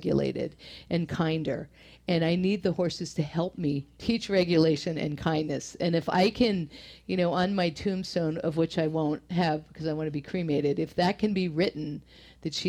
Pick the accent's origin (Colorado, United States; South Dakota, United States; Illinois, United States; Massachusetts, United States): Massachusetts, United States; Boston; accent: Boston; now in Northern California, United States; You hear the Boston come through in me?